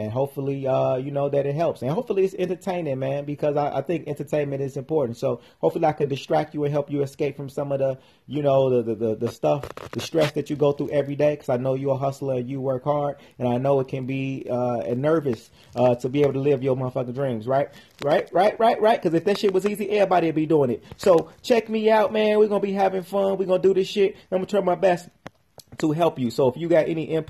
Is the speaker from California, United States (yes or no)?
no; Chicago, Illinois, United States; came up in Chicago, and I started my first business when I was about 12 years old.